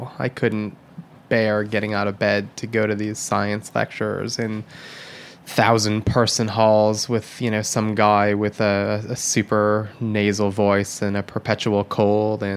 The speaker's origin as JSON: {"language": "English", "region": "Michigan", "country": "United States", "tie": "born or raised there", "moved": "yes", "said": "When I was growing up in Michigan"}